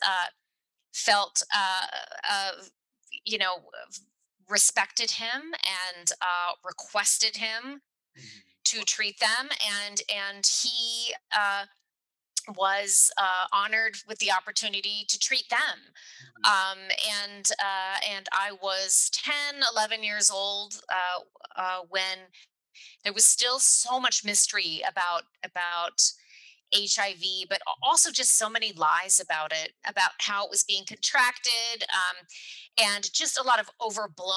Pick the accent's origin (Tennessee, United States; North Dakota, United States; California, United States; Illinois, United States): Tennessee, United States; Chattanooga; then we moved down to Chattanooga